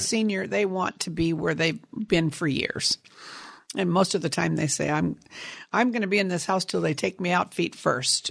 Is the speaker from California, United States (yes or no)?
yes; Sunnyvale, California, United States; also born or lived in San Jose, California; I grew up in Sunnyvale, California, on a apricot, cherry, and prune orchard